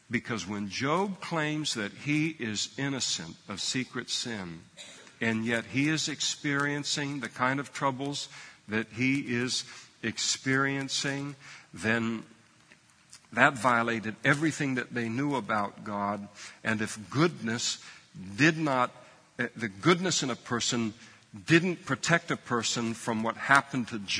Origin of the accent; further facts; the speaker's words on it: Scotland, United Kingdom; I'm a Scot, and the cheapest way to deal with all of this is just to burn the whole thing.